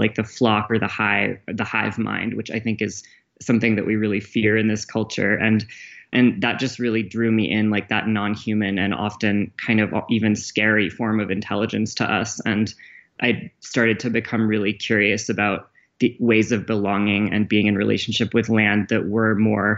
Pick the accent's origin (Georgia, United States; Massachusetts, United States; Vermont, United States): Vermont, United States; I grew up in Alnobak, or also called Abenaki territory, also known as Vermont